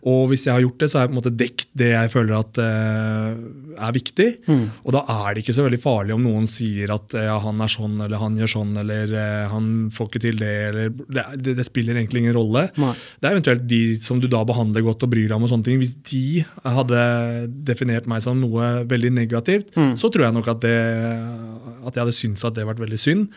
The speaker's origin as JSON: {"language": "Norwegian", "region": "Oslo", "country": "Norway", "tie": "born or raised there", "said": "jeg vokste opp på Holmlia"}